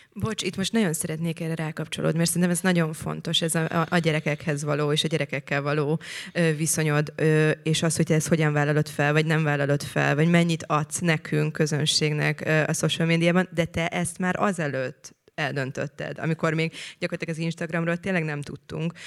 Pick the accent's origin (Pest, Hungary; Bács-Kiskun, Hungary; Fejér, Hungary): Pest, Hungary; Szentendre; én ott nőttem fel, ahol te most laksz